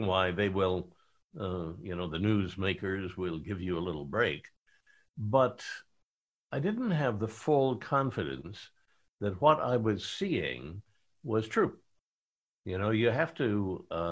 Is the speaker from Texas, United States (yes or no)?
no; Independence, Kansas, United States; moved away; my hometown of Independence, Kansas